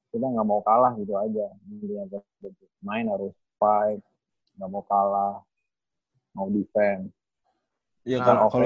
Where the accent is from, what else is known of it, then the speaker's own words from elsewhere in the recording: Cirebon, West Java, Indonesia; also born or lived in Ciamis; tentara jadi tugasnya di Cirebon. Jadi dari kecil di Cirebon, tapi lahirnya Ciamis.